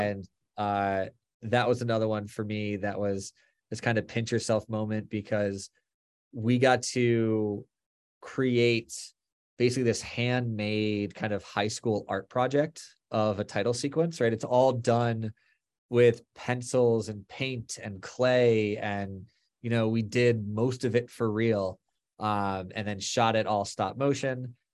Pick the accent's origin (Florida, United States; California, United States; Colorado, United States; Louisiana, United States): Florida, United States; moved away as an adult; also born or lived in Boston / Los Angeles / New York; now in New Jersey, United States; We grew up in Florida